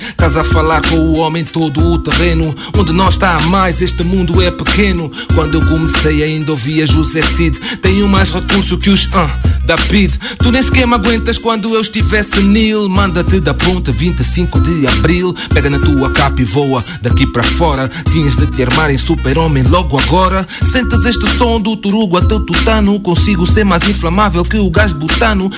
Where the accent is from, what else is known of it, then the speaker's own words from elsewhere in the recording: Portugal; accent: Angolan; moved away as an adult; now in Angola; saí da Angola para Portugal, não me lembro que eu tinha dois anos